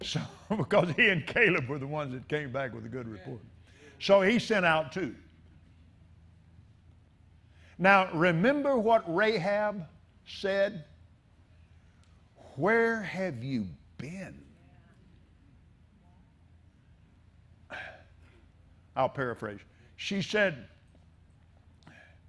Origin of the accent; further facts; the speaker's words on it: Abilene, Texas, United States; I was raised in Abilene, Texas